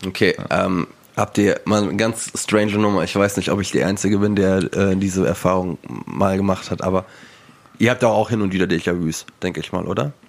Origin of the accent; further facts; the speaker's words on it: Wiesbaden, Hesse, Germany; in Wiesbaden, wo ich aufgewachsen bin.